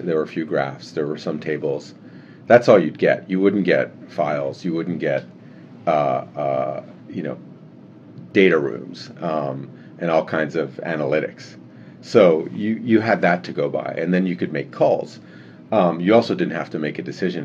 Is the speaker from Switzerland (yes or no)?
yes; Geneva, Switzerland; moved away as an adult; also born or lived in Canada / California; I was born in Canada, and my family moved to Geneva when I was 7 years old. So I grew up in Geneva.